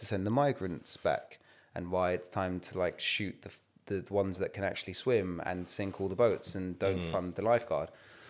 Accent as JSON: {"language": "English", "region": "London", "country": "United Kingdom", "tie": "born or raised there", "said": "because when man was growing up on Evering Road and it was India v Pakistan street cricket, man was playing off spinner for Pakistan."}